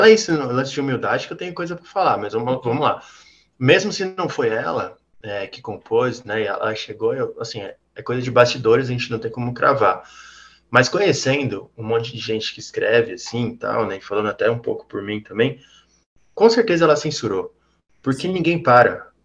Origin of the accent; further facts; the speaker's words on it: Northeast Region, Brazil; Mas, ó, eu sou do Nordeste, ele é, ela, ele é do Sul.